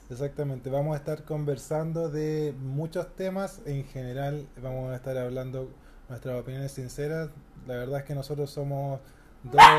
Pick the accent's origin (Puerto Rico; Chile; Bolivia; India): Chile; Santiago, Santiago Metropolitan Region; Soy, de Santiago, la región metropolitana